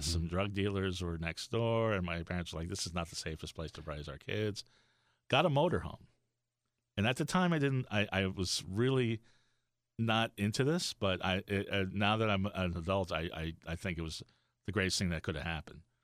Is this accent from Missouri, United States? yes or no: no; Florida, United States; born or raised there; also born or lived in Brooklyn, New York / Miami, Florida / Fort Lauderdale, Florida